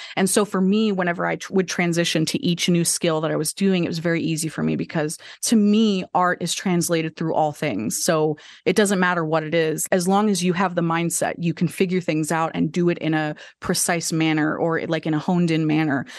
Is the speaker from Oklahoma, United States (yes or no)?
yes; Enid, Oklahoma, United States; now in Oklahoma City, United States; originally I'm from a little small town called Enid, Oklahoma